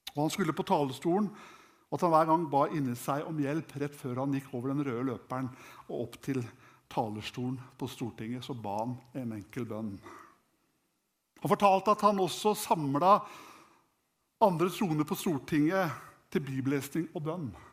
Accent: Norway; jeg vokste opp hjemme i Klarus

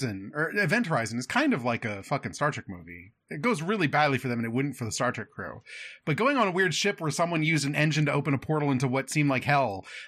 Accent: London, United Kingdom; mate. I'm from London. Been on the River Thames, mate.

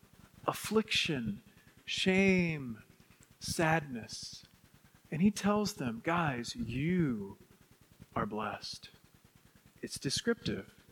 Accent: West Texas, United States; where I grew up in West Texas

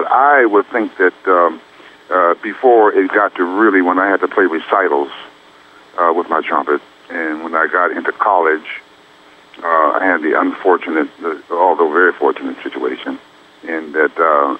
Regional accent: Youngstown, Ohio, United States; moved away; also born or lived in Montreal / New York / California; when you're born and raised right on the borderline of Ohio and Pennsylvania, about 60 miles south of Lake Erie

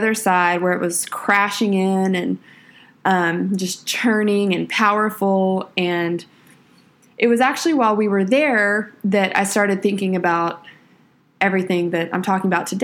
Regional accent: Texas, United States; I'm from Texas, so we spent a little time down on the Texas coast

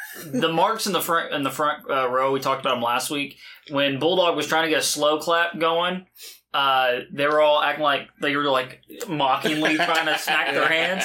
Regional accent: Terre Haute, Indiana, United States; my hometown of Terre Haute, Indiana

